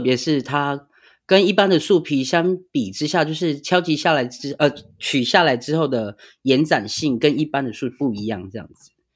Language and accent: Chinese; Pingtung County, Taiwan; 因为我是屏东人